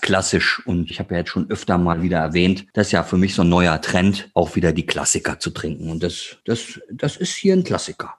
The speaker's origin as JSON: {"language": "German", "region": "Northern Germany", "country": "Germany", "said": "Ich jetzt als Norddeutscher"}